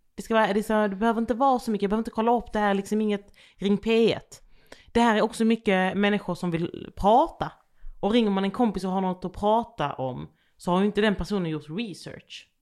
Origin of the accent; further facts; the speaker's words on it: Landskrona, Skåne, Sweden; accent: Skånska; moved away; also born or lived in Västervik / Jönköping; jag växte också upp i ett område där det liksom bodde blandat med folk.